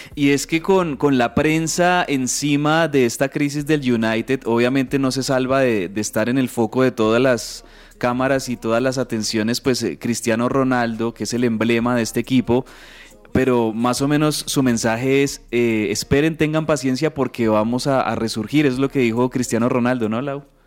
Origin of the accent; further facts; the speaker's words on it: Colombia; aquí en, Colombia